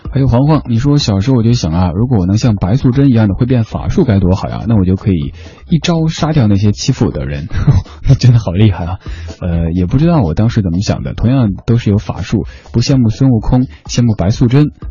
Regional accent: Shanghai, China; also born or lived in Chengdu, Sichuan; 我老家在成都，小时候生活的地方是上海

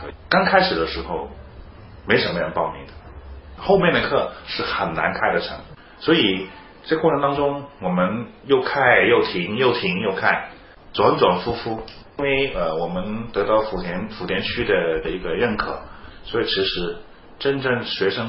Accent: China; 因为我们是中国人，我们更想看到我们中国的孩子有一个健康成长的空间

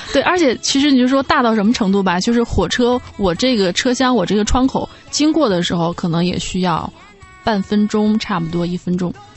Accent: Guilin, Guangxi, China; 我们桂林人

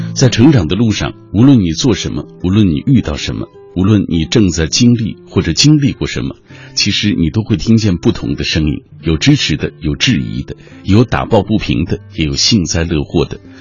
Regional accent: China; 按照我们中国人的传统，付出正月，这都不算过完年

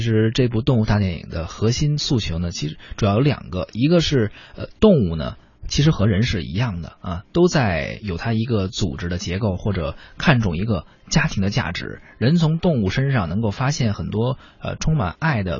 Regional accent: China; 也能够来反映说我们中国人的一种。对于生命哲学的一种理解吧

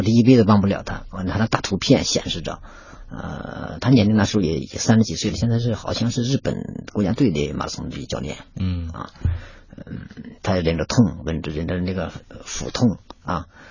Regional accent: Inner Mongolia, China; moved away as an adult; now in Beijing, China; 我出生的那亩草原那个地方啊，而且小时候呢，也经常接触马

